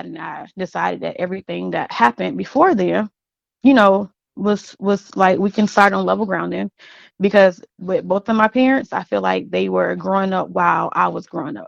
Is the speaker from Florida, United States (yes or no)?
yes; Ocala, Florida, United States; moved away as an adult; I was born in Ocala, Florida